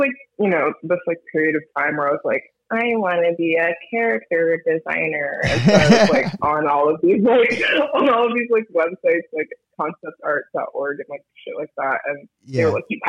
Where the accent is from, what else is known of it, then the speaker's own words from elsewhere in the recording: Miami, Florida, United States; also born or lived in Coral Bay / Pinecrest; now in Philadelphia, United States; I grew up mostly in South Miami. I lived in a bunch of different neighborhoods down there. Like, I lived in Color Bay for a minute, lived in Pinecrest for a second